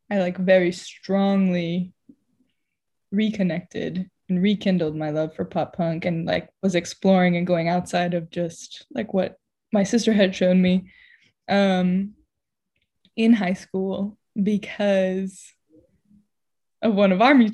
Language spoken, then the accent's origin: English; San Diego, California, United States; Uh, I'm from San Diego, and that's it.